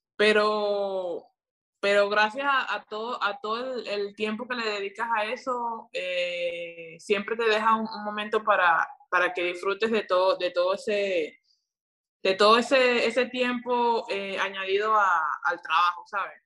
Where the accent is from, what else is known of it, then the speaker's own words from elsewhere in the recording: Venezuela; aquí en mi país